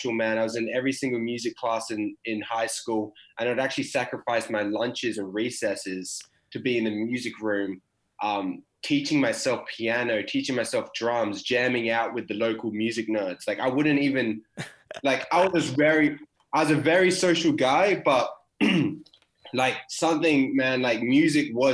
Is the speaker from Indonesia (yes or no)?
no; Perth, Western Australia, Australia; I'm Perth born and raised